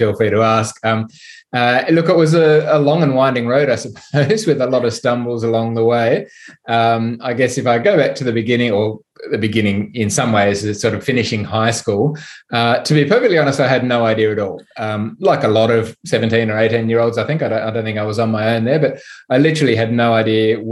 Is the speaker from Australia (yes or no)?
yes; Sydney, New South Wales, Australia; I'm from Sydney